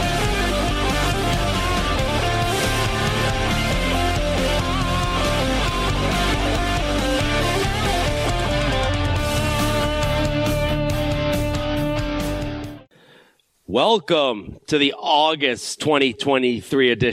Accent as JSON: {"language": "English", "town": "Rochester", "region": "New York", "country": "United States", "tie": "born or raised there", "moved": "yes", "said": "I was born and raised in Rochester, New York, and I'm proud of where I came from"}